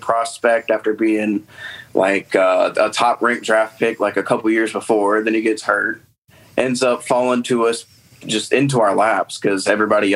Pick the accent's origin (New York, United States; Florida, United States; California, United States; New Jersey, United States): Florida, United States; growing up in Florida, we don't really have like any of those cities where like you're born into like some sort of fandom.